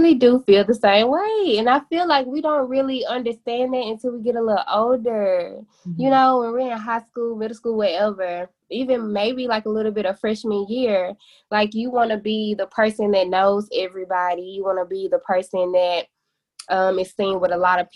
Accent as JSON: {"language": "English", "town": "Memphis", "region": "Tennessee", "country": "United States", "tie": "born or raised there", "also_born_or_lived": "Murfreesboro, Tennessee", "said": "I am from Memphis, Tennessee as well. And I graduated from Southwind High School"}